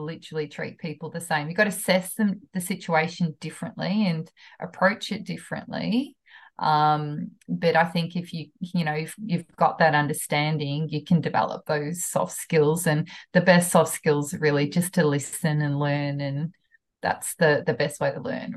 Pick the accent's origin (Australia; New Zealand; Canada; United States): New Zealand; moved away; I'm a Kiwi from New Zealand, from a country town